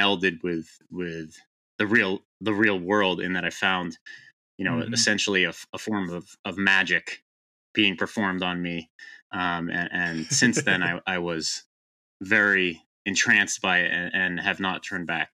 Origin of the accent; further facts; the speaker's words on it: Boston, Massachusetts, United States; I grew up in the Boston area in the U.S.